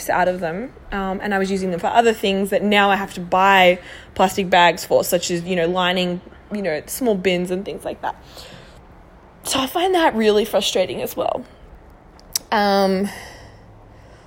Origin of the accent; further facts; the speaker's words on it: Melbourne, Victoria, Australia; Newly married, we're from Melbourne, Australia